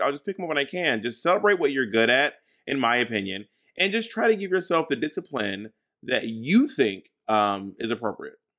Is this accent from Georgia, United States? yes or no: yes; Atlanta, Georgia, United States; moved away; Atlanta, my hometown